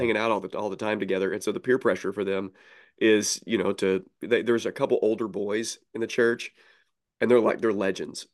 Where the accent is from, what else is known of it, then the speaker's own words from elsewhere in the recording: Southern Illinois, United States; I'm from Southern Illinois